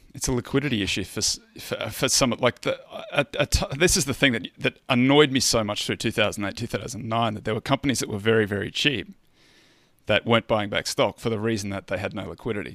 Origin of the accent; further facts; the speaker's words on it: Australia; I'm a Australian